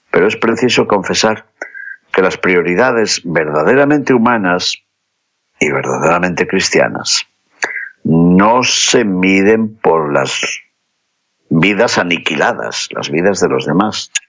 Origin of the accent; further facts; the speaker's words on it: León, Castile and León, Spain; por nuestra España, que tiene por patrón a Santiago, que pidamos por todos los peregrinos que pasan por mi ciudad natal de León, camino de Santiago.